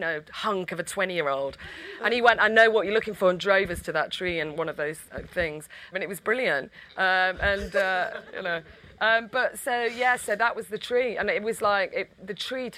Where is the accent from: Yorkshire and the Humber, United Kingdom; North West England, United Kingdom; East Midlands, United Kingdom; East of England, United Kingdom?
North West England, United Kingdom; Stockport; We're from Stockport. We're actually from the same. We didn't go to the same school